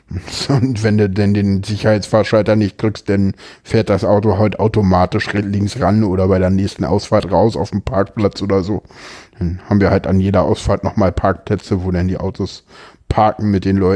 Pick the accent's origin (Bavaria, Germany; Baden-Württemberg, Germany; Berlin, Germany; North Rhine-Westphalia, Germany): Berlin, Germany; Gut, ich komme aus Berlin.